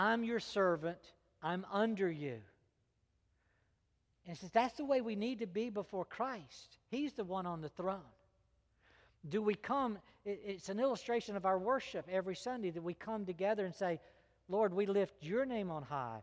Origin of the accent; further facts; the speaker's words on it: United States; As American